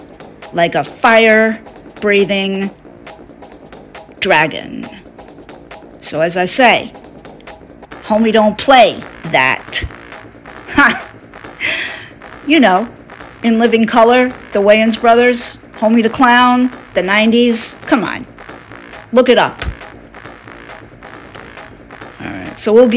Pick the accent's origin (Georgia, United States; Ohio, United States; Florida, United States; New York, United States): New York, United States; Queens; I'm originally from Queens, as I've mentioned.